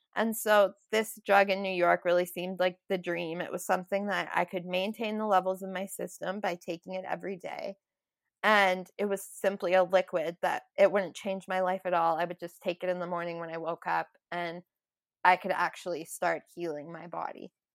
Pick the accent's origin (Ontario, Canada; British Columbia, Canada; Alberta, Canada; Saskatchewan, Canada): Saskatchewan, Canada; Moose Jaw; moved away as an adult; also born or lived in Vancouver; now in Calgary, Canada; I was born in Moose Jaw, Saskatchewan, and I grew up um, there all my life.